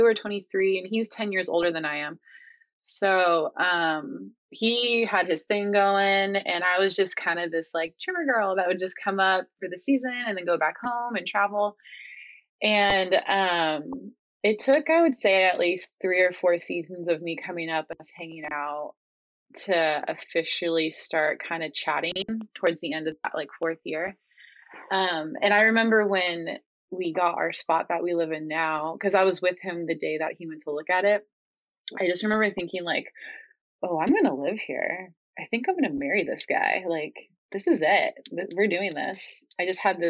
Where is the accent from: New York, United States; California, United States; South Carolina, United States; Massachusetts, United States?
California, United States; Costa Mesa; moved away as an adult; now in Northern California, United States; I grew up in Southern California, in Costa Mesa